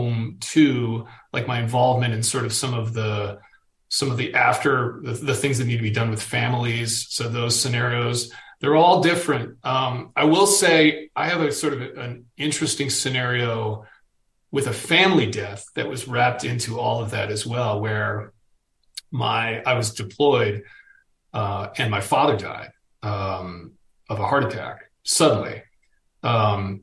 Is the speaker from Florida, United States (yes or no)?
no; Boston, Massachusetts, United States; I'm a Boston dude